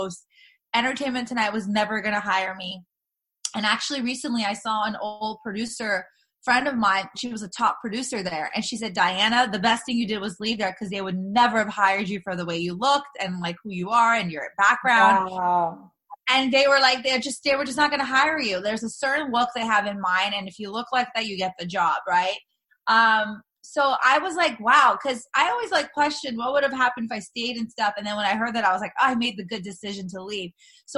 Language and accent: English; Los Angeles, California, United States; I'm born and raised in LA. All my family's here